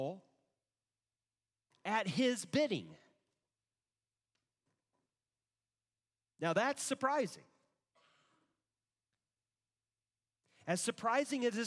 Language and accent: English; United States; I'm an American, not because I'm a Christian